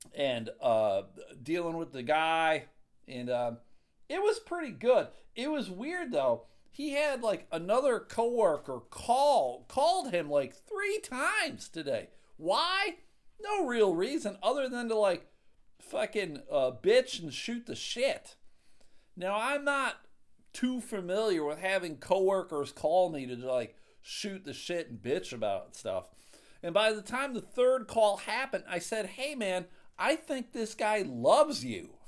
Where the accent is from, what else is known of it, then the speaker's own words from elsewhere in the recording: Buffalo, New York, United States; moved away; I'm from Buffalo